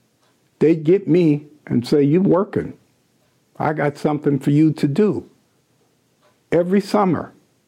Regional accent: Seattle, Washington, United States; I was born in Seattle. My mother and father were both from Dallas, Texas.

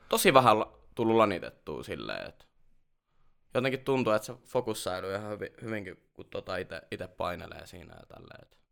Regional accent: Jyväskylä, Central Finland, Finland; Mä oon tota Jyväskylästä lähtöisin ja vieläkin tota, asun siellä ihan palisjalkainen Jyväskyläläinen. Et, 30 a... vuotta melkein kohta mennyt siellä.

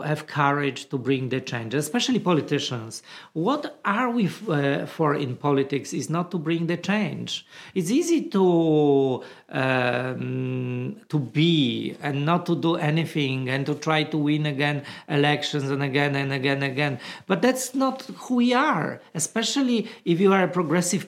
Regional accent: Poland; moved away; I come from Poland and I was growing up in a little town where I thought that I'm the only gay in the village

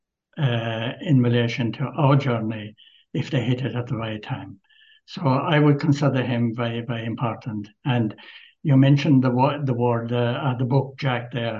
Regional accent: Kerry, Munster, Ireland; accent: Kerry; moved away as an adult; now in Wexford, Ireland; you probably got it from my accent. I'm a Kerry man, but I live in Wexford for in excess of 40 years now.

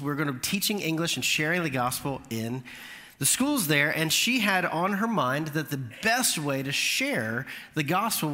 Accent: Orlando, Florida, United States; also born or lived in Alabama; now in Mount Juliet, United States; I grew up in Orlando, so I grew up around Dominican culture

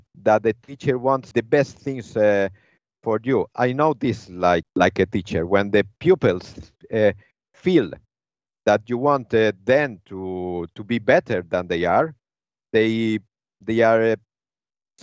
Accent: Spain; now in Timișoara, Romania; I'm from Spain

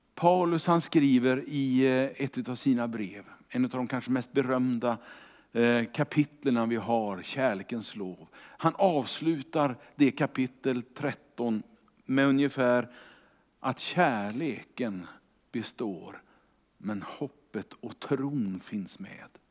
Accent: Kungälv, Västra Götaland, Sweden; Jag är ju uppvuxen i Kungälv utanför Göteborg

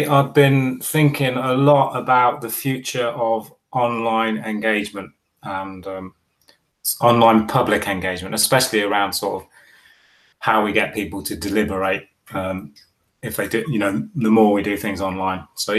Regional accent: Bahrain; In fact, actually, I grew up in the Middle East in Bahrain, and Thursday was our last day of school.

